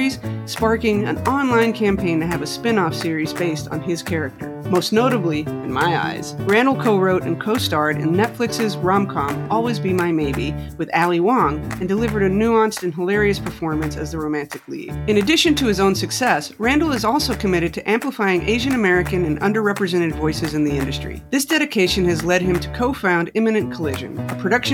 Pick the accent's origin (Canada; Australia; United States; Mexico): Mexico; Mexico City; I grew up in Mexico City